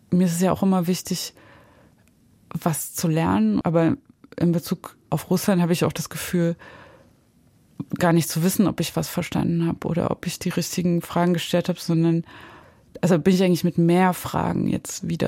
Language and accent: German; East Germany, Germany; Also wenn ich irgendwie in Deutschland sage, ich bin aus dem Osten und dann bin ich in Kiew, bin ich aber aus dem Westen.